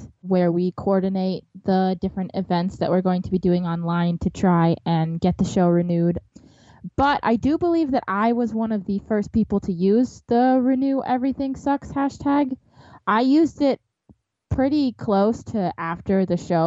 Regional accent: Wisconsin, United States; my home state of Wisconsin

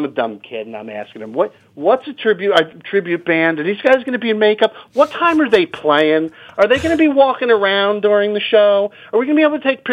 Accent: New Jersey, United States; there was a little rock and roll shop in town where I grew up in New Jersey

